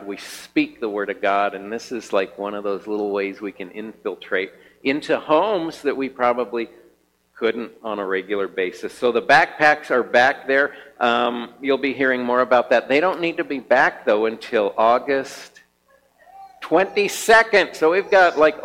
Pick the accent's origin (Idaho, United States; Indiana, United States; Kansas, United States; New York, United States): Kansas, United States; now in Helena, United States; I'm from Kansas, from a farmer